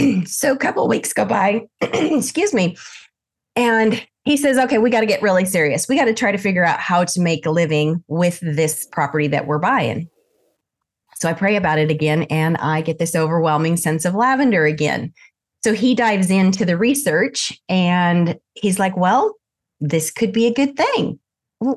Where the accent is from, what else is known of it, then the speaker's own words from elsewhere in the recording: Rupert, Idaho, United States; Well, I was born in Southern Idaho and I always joke, I was born in Rupert, but I lived in Issyqua, which was in the country.